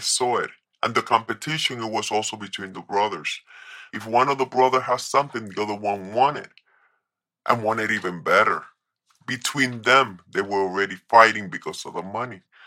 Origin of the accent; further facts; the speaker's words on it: New York, United States; moved away; also born or lived in Colombia; I was raised in New York